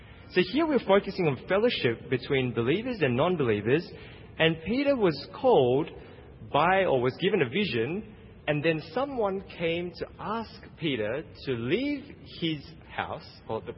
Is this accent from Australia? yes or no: yes; Australia; now in United States; I'm from Australia